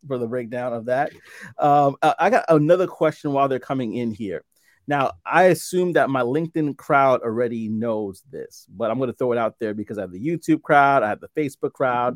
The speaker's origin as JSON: {"language": "English", "town": "New York City", "region": "New York", "country": "United States", "also_born_or_lived": "central New Jersey", "moved": "yes", "lives_now": "New Jersey, United States", "said": "I'm in, in central New Jersey right now, but I'm originally from Brooklyn, New"}